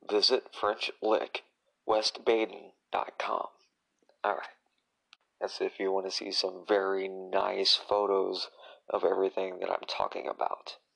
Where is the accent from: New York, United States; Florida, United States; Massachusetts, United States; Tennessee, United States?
Tennessee, United States; also born or lived in Illinois, United States / Indiana, United States; I'm actually from Illinois, where I was born, but I was raised in Tennessee and Indiana.